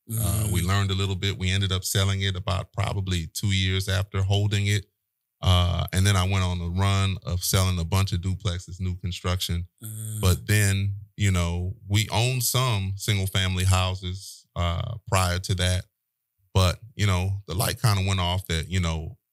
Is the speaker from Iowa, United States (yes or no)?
no; New Orleans, Louisiana, United States; moved away as an adult; also born or lived in Nigeria; now in Houston, United States; I grew up in New Orleans, went to high school, elementary